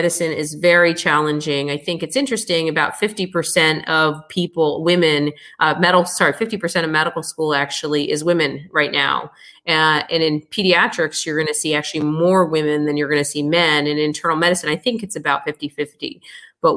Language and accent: English; United States; naturally being American born